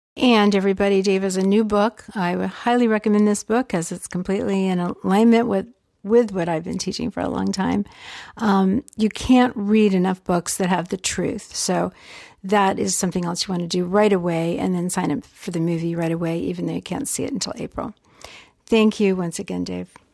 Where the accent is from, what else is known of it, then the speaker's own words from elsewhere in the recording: Georgia, United States; growing up in Georgia